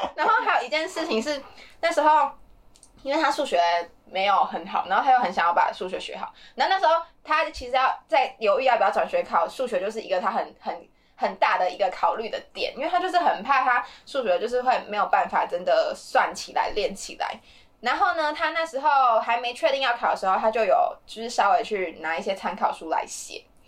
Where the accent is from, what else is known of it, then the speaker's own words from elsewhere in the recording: Taiwan; 我自己身为台湾人